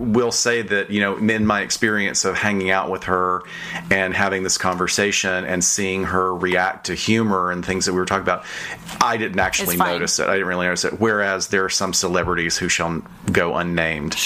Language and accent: English; the South, Southern United States, United States; I'm from the South